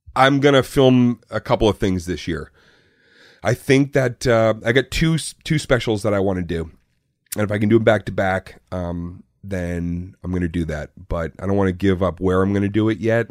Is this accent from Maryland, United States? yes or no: no; Arlington, Massachusetts, United States; Born and raised in Arlington, Massachusetts